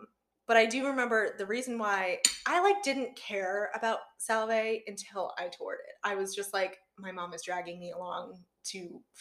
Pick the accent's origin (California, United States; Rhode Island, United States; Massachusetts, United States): Rhode Island, United States; I am born and raised in Rhode Island